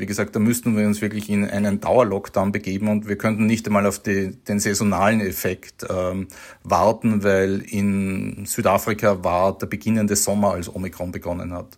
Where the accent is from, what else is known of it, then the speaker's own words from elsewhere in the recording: Austria; als Österreicher